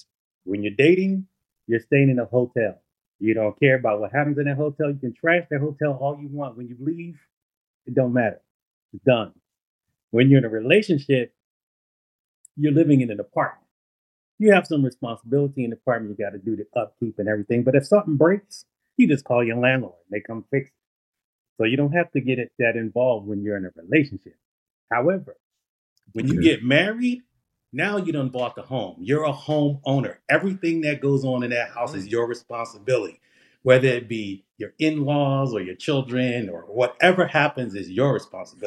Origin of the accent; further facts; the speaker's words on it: Philadelphia, Pennsylvania, United States; also born or lived in California / Delaware / Oklahoma; now in Florida, United States; I grew up in Philadelphia and lived all over the country.